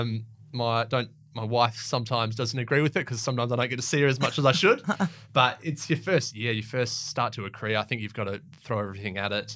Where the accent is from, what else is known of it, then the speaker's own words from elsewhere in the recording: Perth, Western Australia, Australia; I grew up in City Beach and Wembley Downs and around there